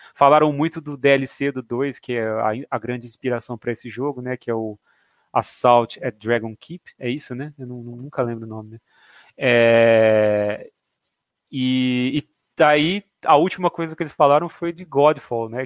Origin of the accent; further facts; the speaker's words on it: Jaboticabal, São Paulo, Brazil; now in Bauru, Brazil; Eu sou de Jaboticabal, que a gente, né, eu moro em Bauru hoje, mas eu sou de Jaboticabal